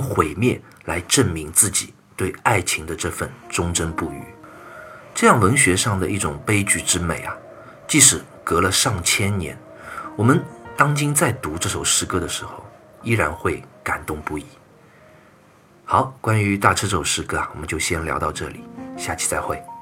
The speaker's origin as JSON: {"language": "Chinese", "country": "China", "said": "我们中国人就是这么有礼貌、有文化"}